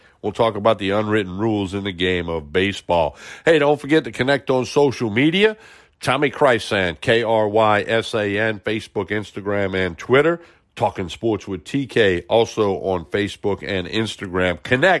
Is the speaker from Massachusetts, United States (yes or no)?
no; New Orleans, Louisiana, United States; I'm from New Orleans, like you are.